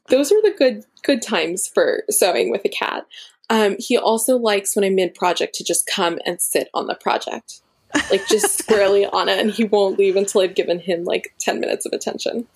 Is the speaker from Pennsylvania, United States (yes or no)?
no; Florida, United States; now in Berkeley, United States; my parents are both from India. So, I am Indian and I'm Tamil. And I personally, I grew up in Florida and I now live in Berkeley, California